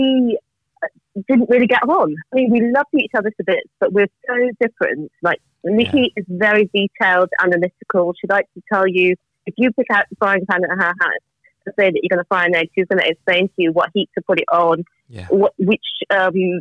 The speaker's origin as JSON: {"language": "English", "town": "Birmingham", "region": "West Midlands", "country": "United Kingdom", "tie": "born or raised there", "also_born_or_lived": "Germany / Edinburgh / Jamaica", "moved": "yes", "said": "I grew up in Birmingham. My parents are from Jamaica"}